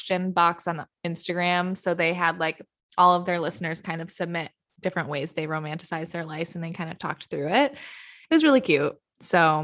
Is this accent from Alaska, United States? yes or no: no; Michigan, United States; now in New York, United States